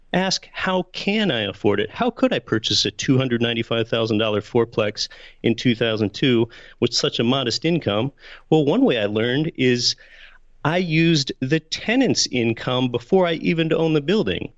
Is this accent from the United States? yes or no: yes; Pennsylvania, United States; now in Anchorage, United States; I was born and raised in Pennsylvania